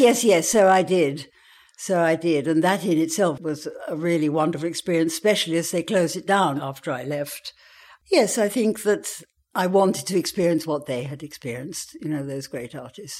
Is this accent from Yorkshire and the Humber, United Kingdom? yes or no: no; Worcestershire, West Midlands, United Kingdom; also born or lived in Vienna, Austria; the landscape where I grew up in Worcestershire was so spectacular